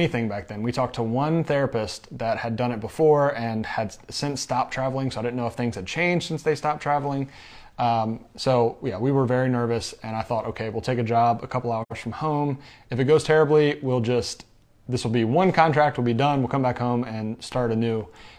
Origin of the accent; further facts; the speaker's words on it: Michigan, United States; I'm from Michigan, thinking about a first assignment in Michigan or Florida.